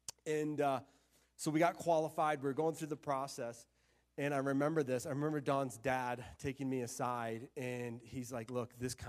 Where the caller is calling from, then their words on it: Florida, United States; also born or lived in Arizona; we moved from Florida to Arizona. We lived in Arizona for a couple of years, and then we just really felt God calling us to move back to Florida.